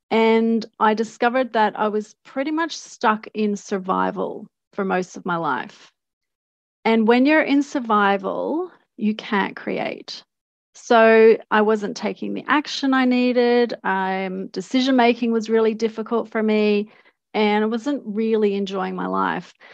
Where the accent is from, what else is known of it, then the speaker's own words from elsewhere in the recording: Australia; also born or lived in Canada; So, um, I was born in Australia to Canadian parents, and we went back and forth a couple of times.